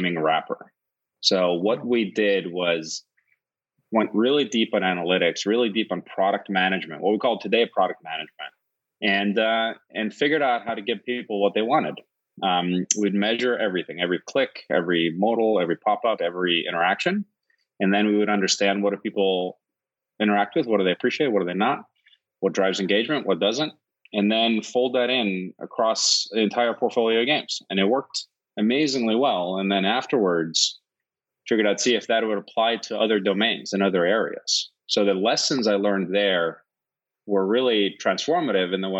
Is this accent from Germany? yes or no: no; Northeastern Region, Iceland; also born or lived in Huntsville, Alabama; now in United States; I'm originally from Iceland, born and raised on the northern coast in a little fishing village of about 500 people